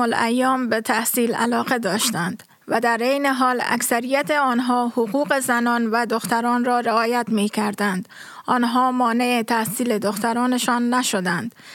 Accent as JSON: {"language": "Persian", "region": "Kabul", "country": "Afghanistan", "tie": "born or raised there", "also_born_or_lived": "Maidan Wardak", "moved": "as an adult", "lives_now": "Berlin, Germany", "said": "از این قوم هستم که در میدان وردک به دنیا آمدم و در کابل بزرگ شدم"}